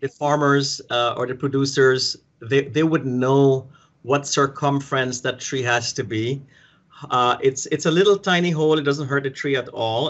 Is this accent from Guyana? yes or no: yes; Guyana; moved away; I'm from South America, from the British colony, uh, British Guyana